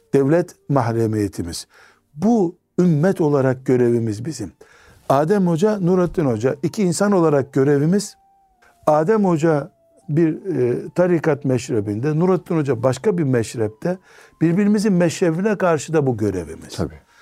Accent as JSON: {"language": "Turkish", "region": "Black Sea Region", "country": "Turkey", "said": "bizim Karadeniz kültüründe"}